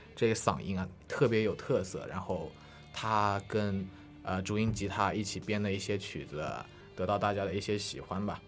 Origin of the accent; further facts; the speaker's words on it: Hangzhou, Zhejiang, China; moved away; 我是来自杭州的